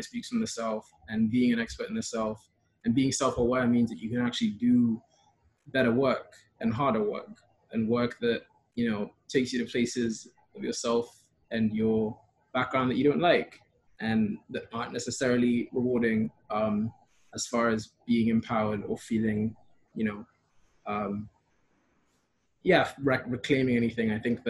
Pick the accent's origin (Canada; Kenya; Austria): Kenya; also born or lived in Europe; I'd always like kind of been aware of like my being third culture and being Kenyan, but then like my growing up in majority, like a white, also European spaces.